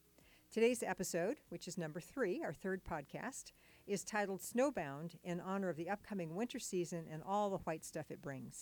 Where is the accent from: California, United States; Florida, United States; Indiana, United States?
California, United States; moved away; also born or lived in Michigan; I grew up in California, but I've lived in the cold climates about 30 years, and I was born in Michigan, even though I was only there as a child.